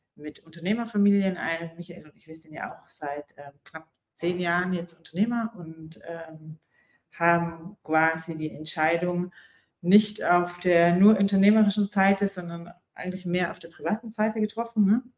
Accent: Germany; moved away as an adult; now in Dubai, United Arab Emirates; wir sind halt Deutsche

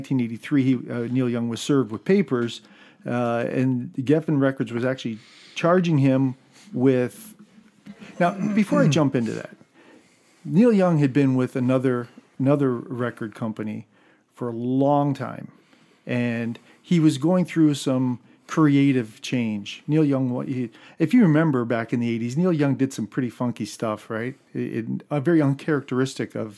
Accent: Canada; We're Canadian

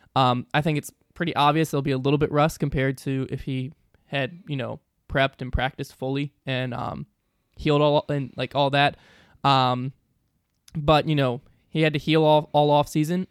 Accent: the South, United States; I'm from the South

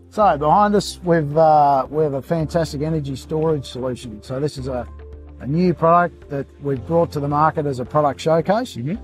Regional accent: Queensland, Australia; I'm a Queenslander

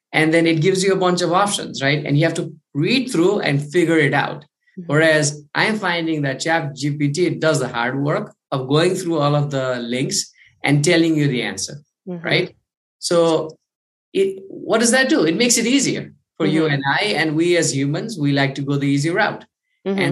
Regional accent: Kathmandu, Bagmati, Nepal; I'm from Kathmandu, Nepal, the other side of the world

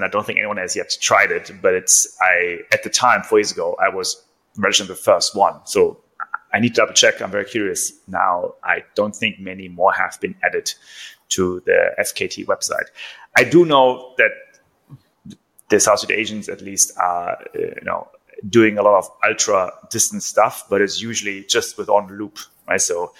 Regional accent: Germany; moved away; also born or lived in Singapore / Vietnam; Switching quickly to my home country, I want to hear your prediction for the Berlin Marathon winning time.

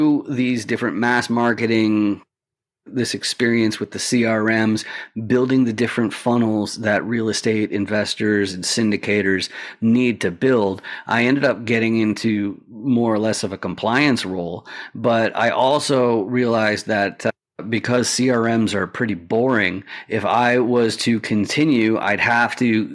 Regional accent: Canada; I'm Canadian, and so I'm not a citizen

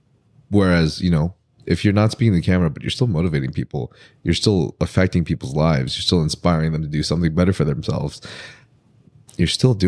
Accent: Philippines; which is really cool because I'm Filipino.

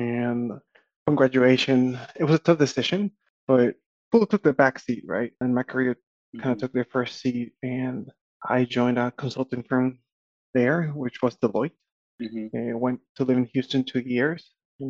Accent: Guatemala City, Guatemala Department, Guatemala; moved away as an adult; also born or lived in College Station, Texas; So I grew up in Guatemala City.

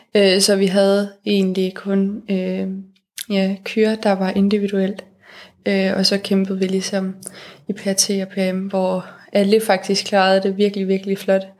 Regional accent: Denmark

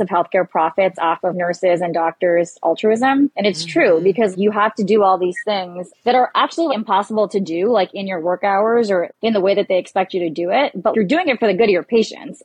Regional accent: Canada; moved away as an adult; now in New York, United States; I'm Canadian

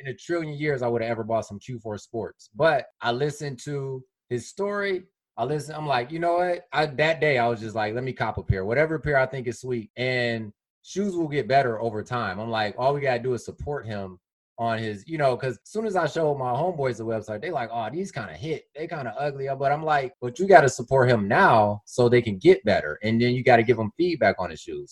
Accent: Detroit, Michigan, United States; I've seen things like personally myself growing up on Detroit's West Side

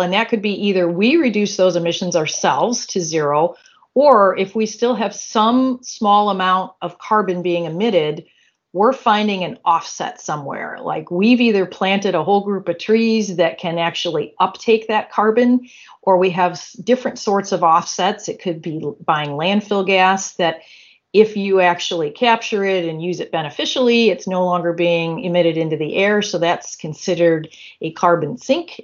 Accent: Michigan, United States; I was born and raised in Michigan.

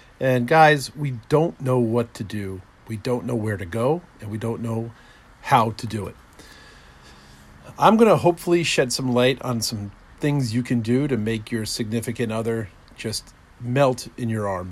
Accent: New Jersey, United States; growing up in New Jersey

